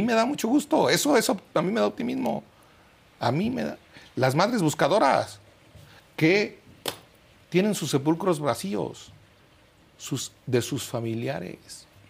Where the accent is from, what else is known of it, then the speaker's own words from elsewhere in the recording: Michoacán, Mexico; yo soy de Michoacán